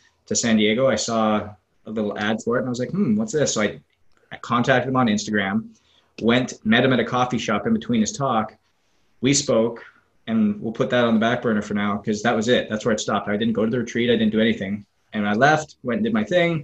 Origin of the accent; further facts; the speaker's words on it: Northwest Canada, Canada; moved away as an adult; also born or lived in Southwest Florida; now in Florida, United States; it's a long road from Northwest Canada down to Southwest Florida, where I currently am